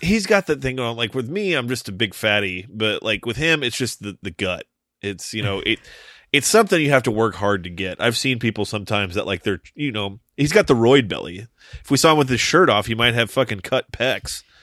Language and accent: English; Toledo, Ohio, United States; I grew up just outside of Toledo